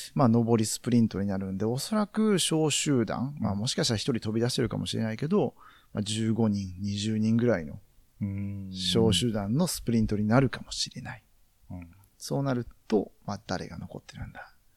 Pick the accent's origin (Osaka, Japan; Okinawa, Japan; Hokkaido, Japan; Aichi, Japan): Osaka, Japan; Sakai; 自分、まあ、堺出身なんで、堺には